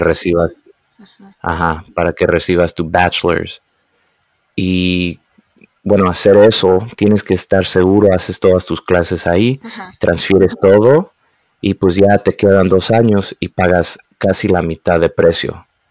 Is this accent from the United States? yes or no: yes; United States; me crié aquí en Estados Unidos, hablaba español en la casa e inglés en las calles